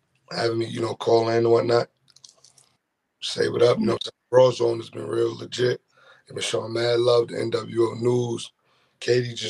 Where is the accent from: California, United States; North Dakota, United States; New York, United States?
New York, United States; Brooklyn; I'm from Brooklyn